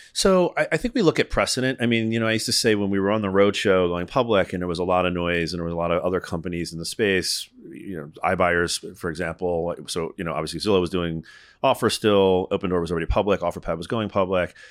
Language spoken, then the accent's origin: English; Northeast, United States; I'm from the Northeast. I live just outside of New York City half the time.